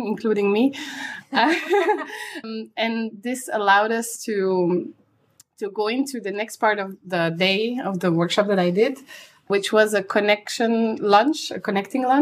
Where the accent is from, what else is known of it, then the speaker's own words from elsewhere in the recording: Antwerp, Flanders, Belgium; I'm from Antwerp